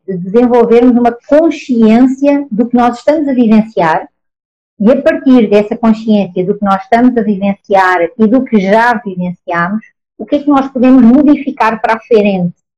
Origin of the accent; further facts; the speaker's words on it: Portugal; accent: Portuguese; moved away as an adult; now in Brazil; Eu, com este meu sotaque, óbvio, sou portuguesa, mas eu estou no Brasil. Estou no Brasil desde 2013